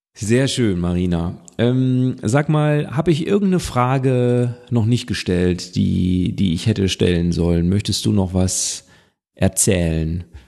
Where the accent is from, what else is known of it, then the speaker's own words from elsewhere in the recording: Witten, North Rhine-Westphalia, Germany; weil ich bin ja aus dem Ruhrgebiet